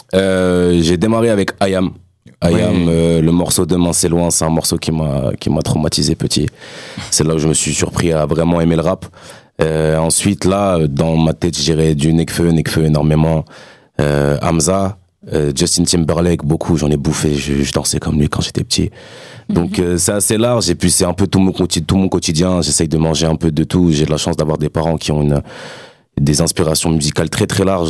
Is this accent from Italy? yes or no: yes; Castell'Arquato, Emilia-Romagna, Italy; moved away; c'était à Castellarquato, euh, en Italie. Donc, c'est dans mon bled aussi